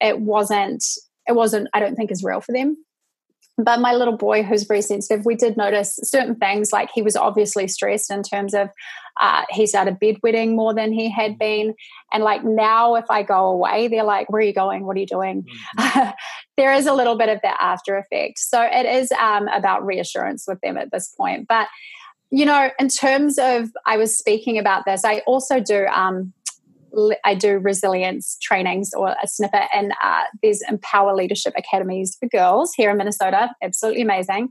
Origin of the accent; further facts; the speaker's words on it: New Zealand; moved away as an adult; now in United States; I'm from New Zealand. I'm not Australian.